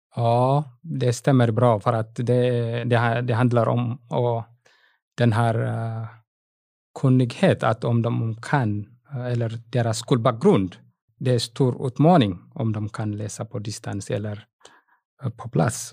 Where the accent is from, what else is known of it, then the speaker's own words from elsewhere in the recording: Eritrea; Swedish is a second language; moved away as an adult; now in Ludvika, Sweden; jag var lärare, matte och fysiklärare i Eritrea på gymnasietnivå. När jag kom hit